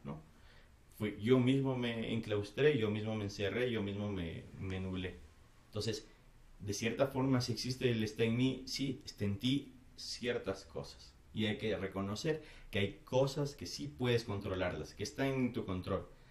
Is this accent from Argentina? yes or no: no; Ecuador; soy ecuatoriano